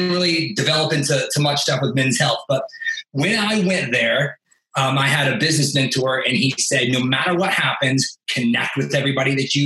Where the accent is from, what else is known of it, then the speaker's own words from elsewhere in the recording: Tulsa, Oklahoma, United States; I'm a kid from Tulsa, Oklahoma